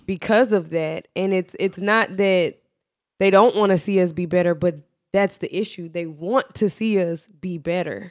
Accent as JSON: {"language": "English", "country": "United States", "tie": "born or raised there", "said": "we were born here in America"}